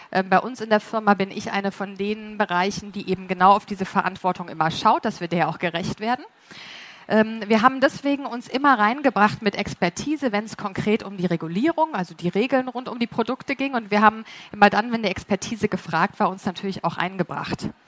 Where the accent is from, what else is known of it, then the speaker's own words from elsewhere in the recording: Munich, Bavaria, Germany; Ich bin auch aus München.